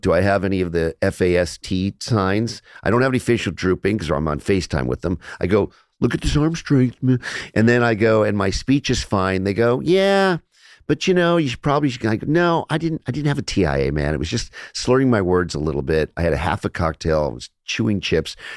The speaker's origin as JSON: {"language": "English", "town": "Los Angeles", "region": "California", "country": "United States", "tie": "born or raised there", "said": "I grew up in Los Angeles"}